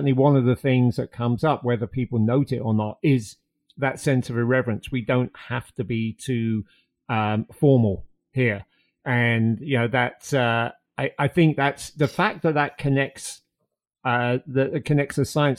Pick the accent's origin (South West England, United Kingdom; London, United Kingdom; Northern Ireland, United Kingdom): London, United Kingdom; as somebody who was growing up in London